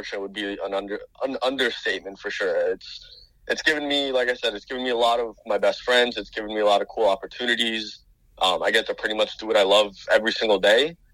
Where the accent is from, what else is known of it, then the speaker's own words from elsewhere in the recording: North Miami, Florida, United States; I grew up in North Miami, Florida, pretty much as south of Florida as you can get